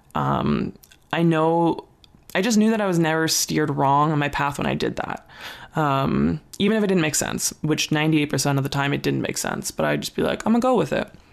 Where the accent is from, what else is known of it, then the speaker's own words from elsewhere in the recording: Ontario, Canada; moved away; also born or lived in Calgary, Alberta, Canada; I grew up in Ontario, Canada